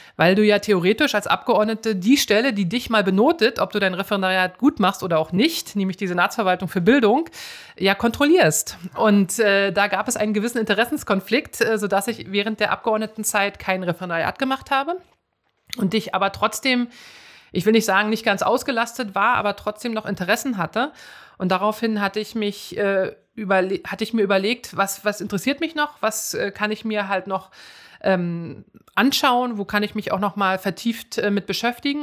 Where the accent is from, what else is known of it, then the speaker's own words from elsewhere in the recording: Schönefeld, Brandenburg, Germany; also born or lived in Cottbus / Eichwalde; ich bin da nur geboren. Aufgewachsen bin ich aber in Schönefeld bei Berlin.